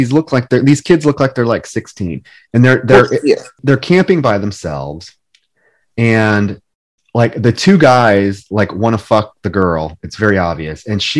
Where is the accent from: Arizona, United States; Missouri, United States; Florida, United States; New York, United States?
New York, United States; They're clearly garter snakes. I grew up